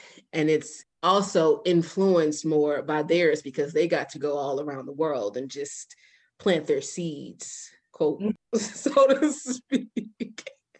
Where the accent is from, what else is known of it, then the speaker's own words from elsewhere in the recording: St. Louis, Missouri, United States; now in Atlanta, United States; I'm from St. Louis.